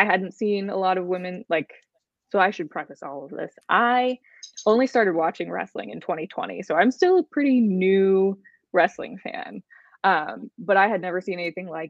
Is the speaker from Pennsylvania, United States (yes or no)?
no; Maryland, United States; I'm from Maryland. So take her out of Texas and bring her to my home turf.